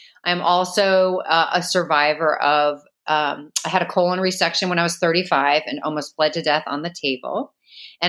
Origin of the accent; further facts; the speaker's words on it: St. Louis, Missouri, United States; moved away; also born or lived in Chicago, Illinois; I grew up in St. Louis, Missouri. I was actually born in Chicago originally, and I lived there till I was six